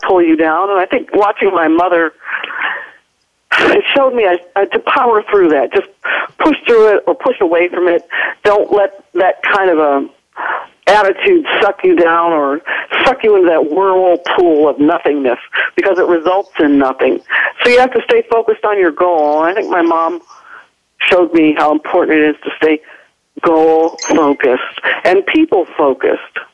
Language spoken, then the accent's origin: English; Ohio, United States